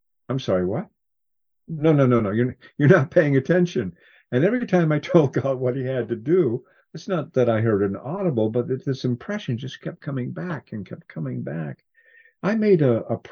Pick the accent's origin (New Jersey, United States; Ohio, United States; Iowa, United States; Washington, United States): Washington, United States; Cascade Mountains in; I grew up in the Cascade Mountains in Washington